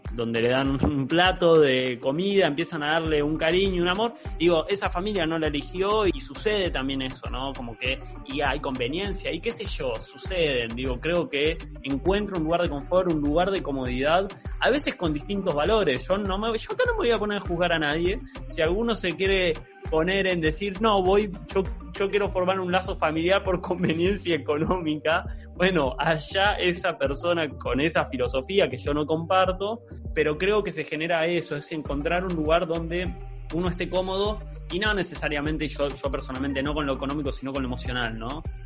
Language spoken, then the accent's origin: Spanish; San Martín de los Andes, Neuquén, Argentina; moved away; yo vengo de San Martín de los Andes, pueblo divino, hermoso